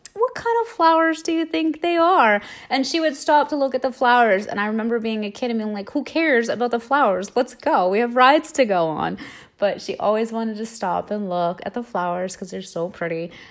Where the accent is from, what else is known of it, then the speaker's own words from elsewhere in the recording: Southern California, United States; moved away as an adult; now in East Coast, United States; I grew up in Southern California, and I grew up going to Disneyland regularly